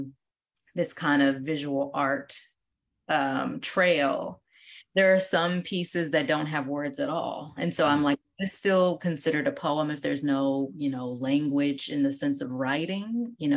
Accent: Midwest, United States; also born or lived in Ohio / Wisconsin; So I am from the Midwest. I, growing up, lived in between Ohio and Wisconsin

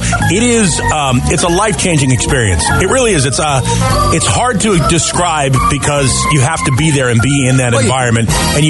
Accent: Northeast, United States; moved away; I grew up in the Northeast

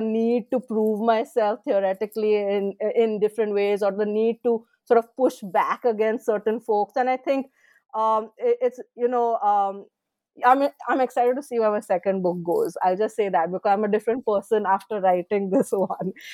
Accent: India; moved away as an adult; I was born in India, I, I did, I studied in India

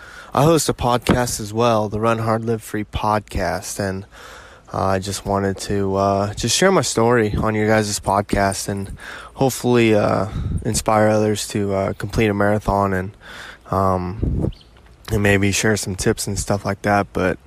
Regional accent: Kansas, United States; I'm from Kansas

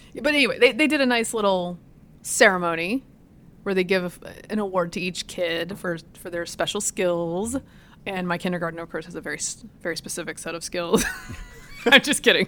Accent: Virginia, United States; moved away; my hometown

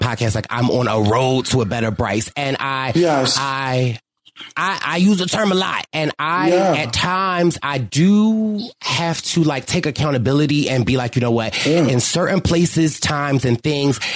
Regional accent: Philadelphia, Pennsylvania, United States; I'm from Philly

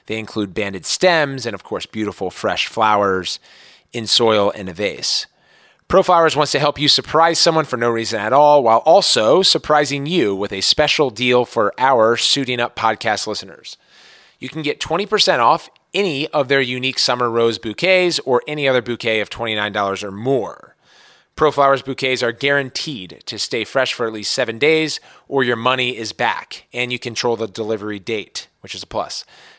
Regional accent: Maryland, United States; now in San Francisco, United States; So born and raised in Montgomery County, Maryland. Now we're on the left coast in San Francisco at the St. Regis Hotel.

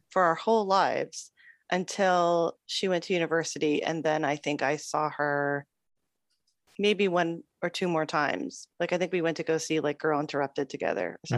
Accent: Toronto, Ontario, Canada; I'm from Toronto, Ontario, Canada. And uh, yes, I lived there for most of my life.

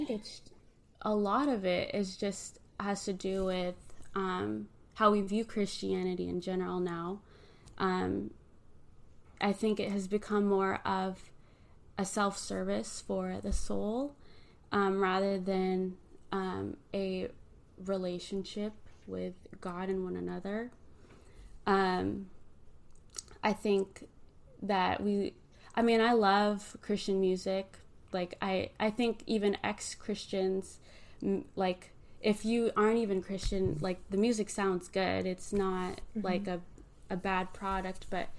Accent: Philippines; now in United States; Yeah, I think as a Filipino worship leader, I think about the roots that I grew up with, which is the importance of hospitality

